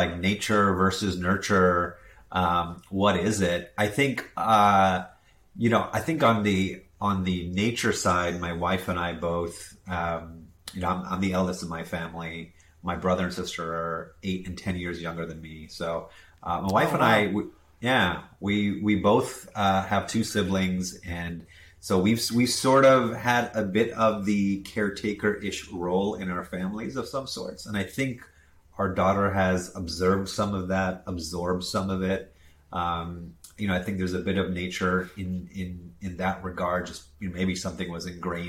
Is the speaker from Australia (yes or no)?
no; Jamaica; also born or lived in South Florida, United States / India (ancestry); born in South Florida near Miami, moved to Jamaica when I was 5 years old, where my parents started a business